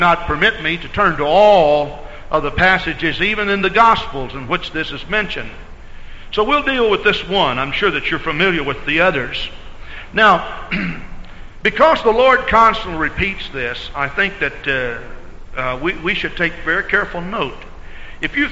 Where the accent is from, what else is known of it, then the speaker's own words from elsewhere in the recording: Texas, United States; moved away as an adult; I grew up in Texas and lived there 28 years of my life.